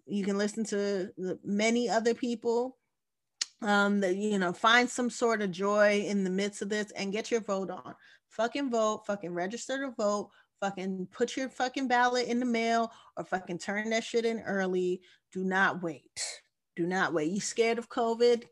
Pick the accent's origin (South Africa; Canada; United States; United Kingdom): United States; I am American at the end of the day. This is where I was born.